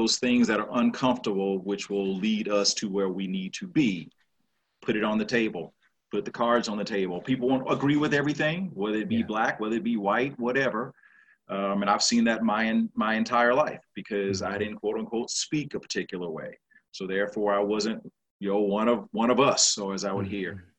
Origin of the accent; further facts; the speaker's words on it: Shreveport, Louisiana, United States; moved away; also born or lived in Arkansas / Texas; I grew up in the South, in Shreveport, Louisiana.